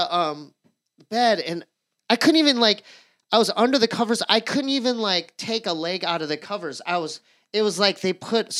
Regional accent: Poway, California, United States; I grew up in San Diego.

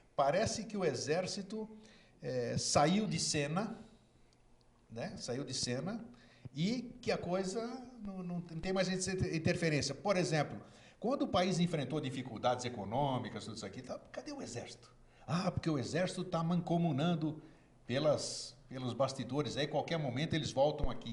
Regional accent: Brazil; also born or lived in Greece (ancestry)

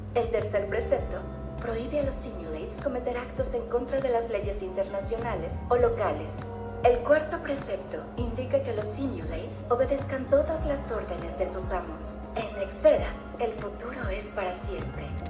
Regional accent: Colombia; yo a veces me siento más mexicano que colombiano

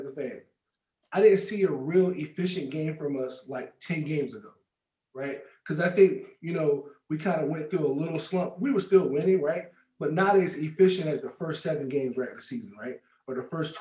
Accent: California, United States; I'm from Cali

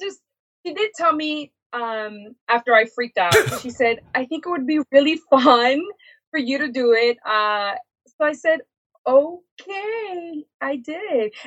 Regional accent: Massachusetts, United States; also born or lived in New York; it was for the state of Massachusetts, which is where I was raised. I was born in New York, but raised in Massachusetts.

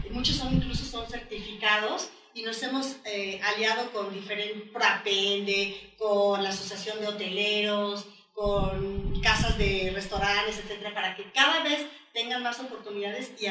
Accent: Mexico; Y después como mujer, como mexicana, como madre de familia.

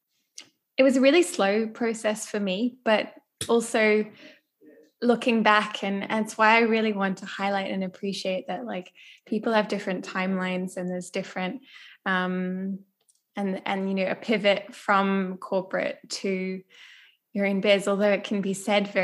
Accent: Australia; now in South Africa; And I'm from Australia originally

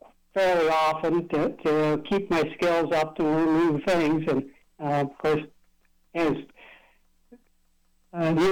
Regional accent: Minneapolis, Minnesota, United States; grew up in Minneapolis, Minnesota

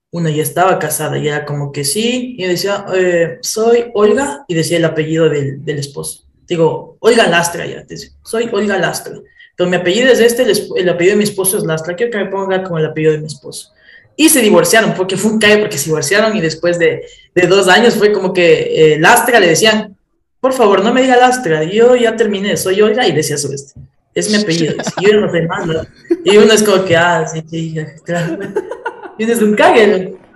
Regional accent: Ecuador; Y yo digo, soy de Ecuador, de, de abajo de, de, Colombia.

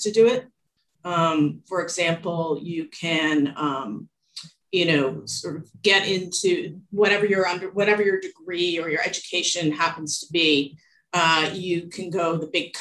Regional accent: Toronto, Ontario, Canada; I was born in Canada, in Toronto

